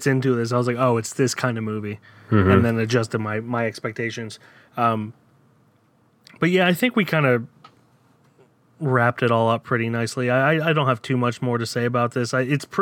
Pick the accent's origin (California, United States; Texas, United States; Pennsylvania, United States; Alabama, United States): Pennsylvania, United States; Downingtown; moved away as an adult; also born or lived in Florida; Downingtown, which is my hometown. I was raised there, lived there from when I was 3 until I was 27